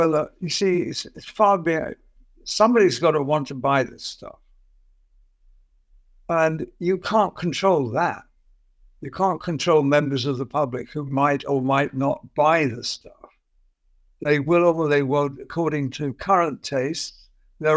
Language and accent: English; London, United Kingdom; I was evacuated from London, where I was brought up